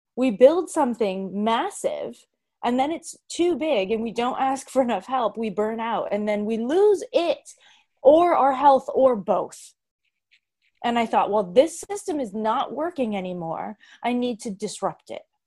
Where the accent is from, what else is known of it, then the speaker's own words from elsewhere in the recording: Boston, Massachusetts, United States; moved away; also born or lived in New York City; I was from Boston